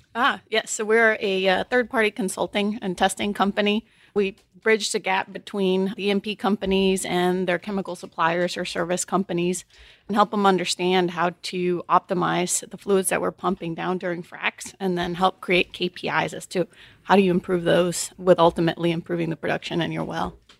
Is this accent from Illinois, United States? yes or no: yes; Chicago, Illinois, United States; also born or lived in Texas; now in Houston, United States; I grew up in Chicago.